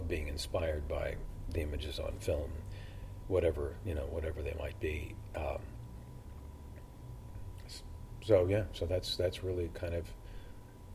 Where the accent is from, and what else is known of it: Los Angeles, California, United States; born or raised there; also born or lived in Brooklyn, New York / Dublin, Ireland; now in Galway, Ireland